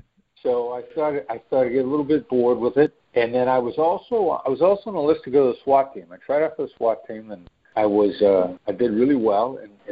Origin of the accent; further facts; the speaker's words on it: Iowa, United States; also born or lived in New York; You know, I know my voice doesn't sound like it because of the time that I spent in New York, but I'm originally from a small town in Iowa. I'm a small town Midwestern guy